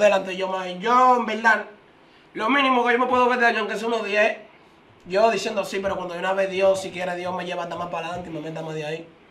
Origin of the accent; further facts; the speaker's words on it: Villa Faro, Distrito Nacional, Dominican Republic; also born or lived in Herrera; yo soy de Villafaro, pero como quien dice Herrera, viene siendo mi otro bloque